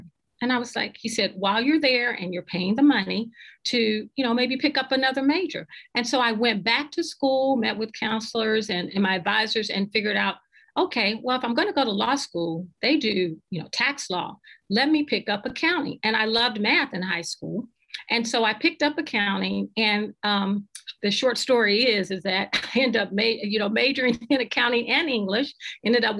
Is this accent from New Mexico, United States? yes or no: no; Cincinnati, Ohio, United States; also born or lived in Woodlawn, Ohio; I'm from Cincinnati and the city of Seven Hills. And I came up during a time during desegregation. And I remember being in the fourth grade